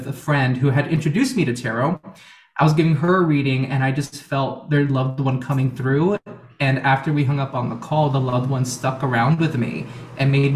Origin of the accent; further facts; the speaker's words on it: Miami, Florida, United States; moved away as an adult; also born or lived in Houston, Texas; now in New York City, United States; I was born in Houston, Texas, the United States, and I grew up in Miami, Florida. That's where I was raised all my